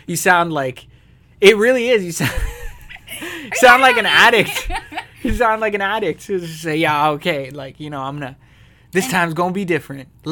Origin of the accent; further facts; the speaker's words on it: Canada; We're Canadian.